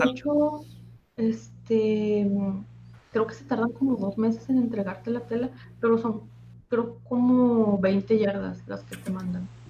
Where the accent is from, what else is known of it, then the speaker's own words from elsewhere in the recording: Torreón, Coahuila, Mexico; Yo soy de Torreón, Coahuila.